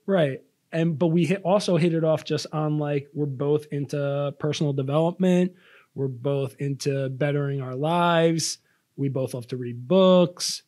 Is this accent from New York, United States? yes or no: yes; Long Island, New York, United States; I am from Long Island, New York